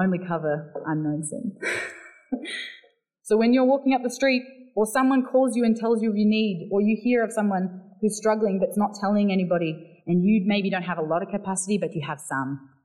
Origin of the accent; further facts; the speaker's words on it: Barossa Valley, South Australia, Australia; accent: South Australian; now in Melbourne, Australia; I grew up in the Barossa Valley where the vineyards are.